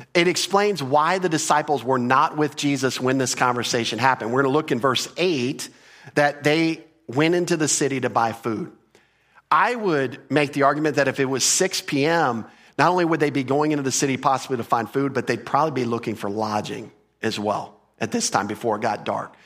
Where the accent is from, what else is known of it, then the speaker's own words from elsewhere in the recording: Texas, United States; we're from Texas